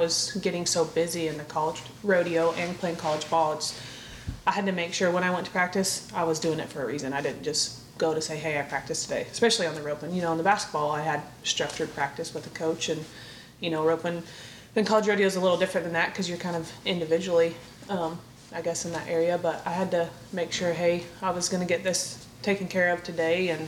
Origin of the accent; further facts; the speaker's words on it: Cherokee, Oklahoma, United States; I was born and raised in Cherokee, Oklahoma. So a little bitty town.